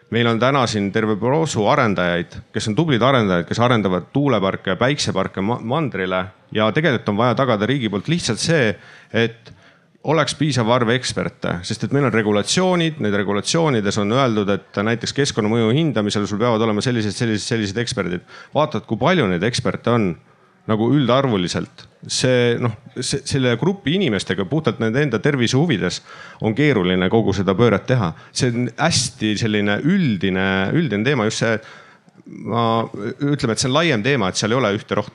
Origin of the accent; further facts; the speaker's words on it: Estonia; me oleme riik, me oleme rahvas, me oleme eestlased, me oleme Eesti kodanikud siin territooriumil